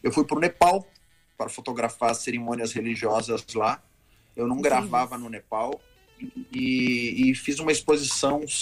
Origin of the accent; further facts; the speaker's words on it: Rio Grande do Sul, Brazil; moved away; Eu fui estudar teatro, saí do Rio Grande do Sul, vim morar no Rio de Janeiro, me matriculei na Cal